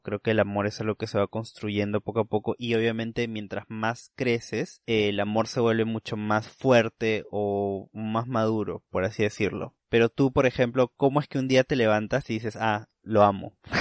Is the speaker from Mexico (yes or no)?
no; Peru; la ciudadanía como peruanos